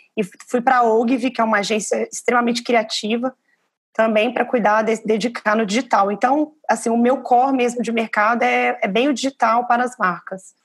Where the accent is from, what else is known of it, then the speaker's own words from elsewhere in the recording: Belo Horizonte, Minas Gerais, Brazil; now in São Paulo, Brazil; eu estou privilegiado de estar em São Paulo, mas eu sou de Belo Horizonte